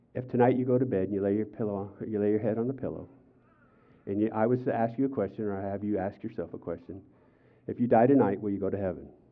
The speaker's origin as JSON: {"language": "English", "country": "United States", "said": "I'm an American"}